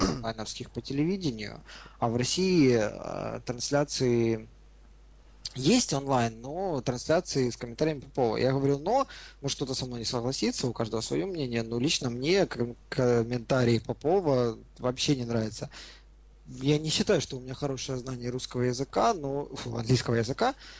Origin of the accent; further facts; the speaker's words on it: Ukraine; мы с вами из Украины